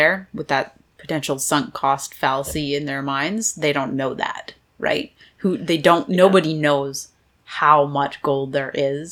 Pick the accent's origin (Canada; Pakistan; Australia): Canada; British Columbia; growing up in British Columbia